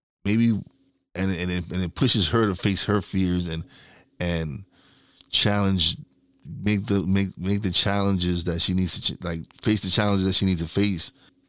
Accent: Brooklyn, New York, United States; I'm from East New York.

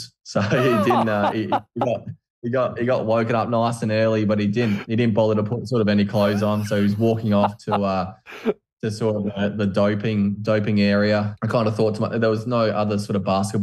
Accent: Australia; I'm from Australia

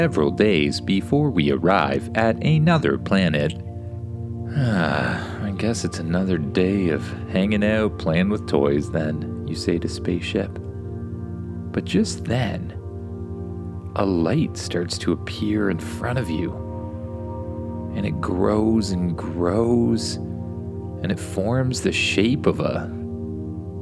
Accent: Canada; my home country, Canada

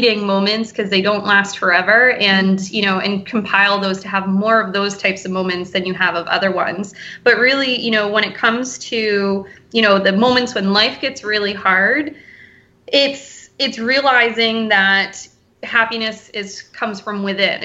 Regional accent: New Hampshire Seacoast, United States; also born or lived in Portland, Maine / Boston area, Massachusetts / Cape Cod, Massachusetts; I grew up here on the Seacoast, and I moved away, and I lived in Portland, Maine

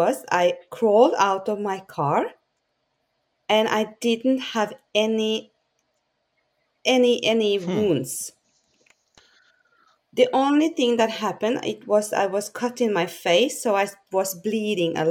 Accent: Norway; I'm from Norway.

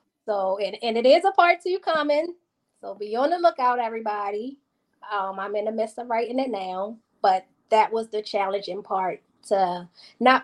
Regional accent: Baltimore, Maryland, United States; I am from Baltimore, Maryland

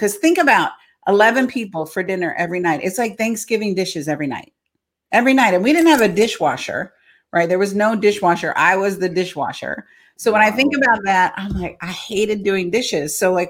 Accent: Imperial Beach, California, United States; I'm a native Californian. You don't find many of us left around in California. So born and raised in San Diego, a little small town south of San Diego, a border town in Imperial Beach, California. I was one of 9 kids.

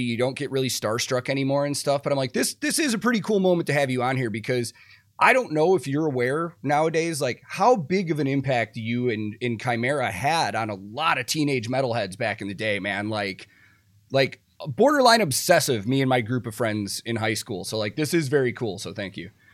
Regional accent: small town outside of Chicago, Illinois, United States; now in Nashville, United States; I grew up in a very small town outside of Chicago

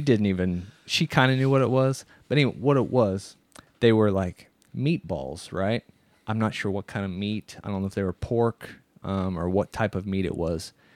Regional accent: Midwest, United States; we're from the Midwest. So people from the United States, from the Midwest, we're used to seeing cows

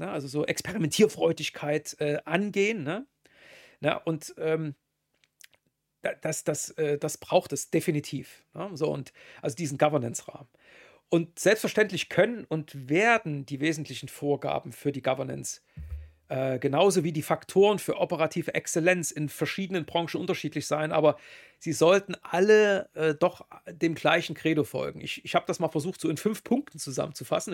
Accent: Germany; Bin ja Deutscher

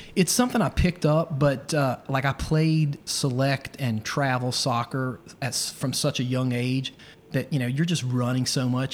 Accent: Roanoke, Virginia, United States; moved away; also born or lived in Chapel Hill, North Carolina; I grew up in Roanoke, so I know some of the roads

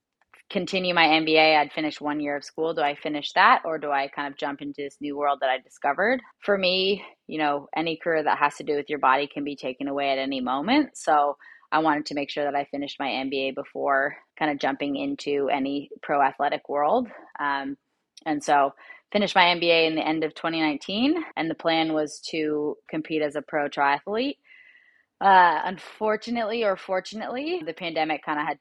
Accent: San Francisco, California, United States; also born or lived in Los Angeles; I grew up in San Francisco, so I grew up right outside of the Presidio

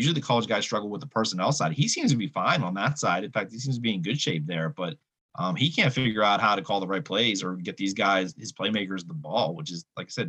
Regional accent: Northeast, United States; You know, we're from the Northeast.

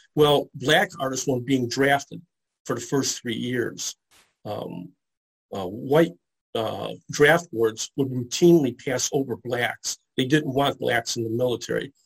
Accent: Detroit, Michigan, United States; I'm from the Detroit area, and I grew up around a lot of, uh, uh of the early Comic Cons

